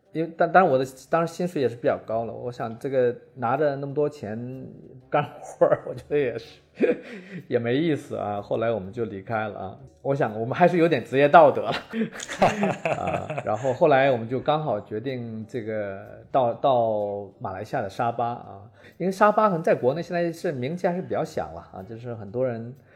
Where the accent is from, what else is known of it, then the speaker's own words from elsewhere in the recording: Tieling, Liaoning, China; moved away as an adult; also born or lived in Shanghai / Europe; 我是九四年从大学毕业啊，然后后来就留在上海，因为我是东北人啊，我是东北就是第一大城市铁岭啊